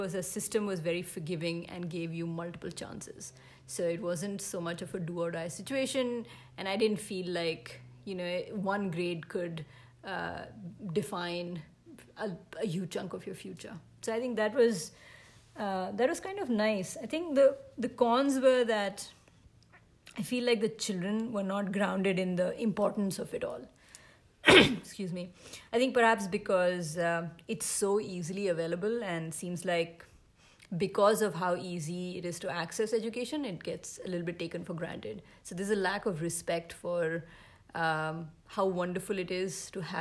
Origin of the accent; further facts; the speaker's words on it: India; moved away; as an Indian parent